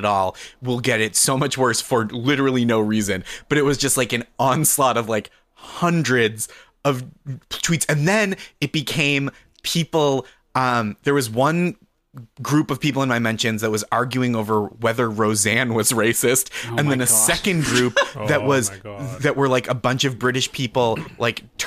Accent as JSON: {"language": "English", "country": "United States", "said": "as an American"}